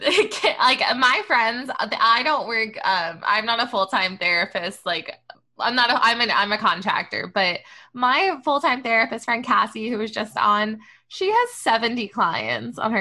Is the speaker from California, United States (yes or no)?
no; Long Island, New York, United States; I'm from Long Island